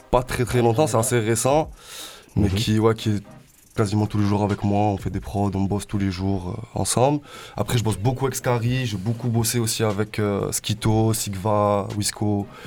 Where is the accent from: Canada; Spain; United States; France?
France; Marseille, Provence-Alpes-Côte d'Azur; also born or lived in Aubagne area; moi j'ai grandi à La Plaine. Après je suis parti de Marseille, je suis parti aux alentours d'Aubagne dans un petit village